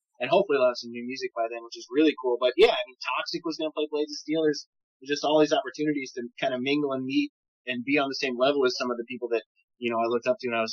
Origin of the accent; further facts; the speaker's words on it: Chicagoland area, Illinois, United States; we're from the Chicagoland area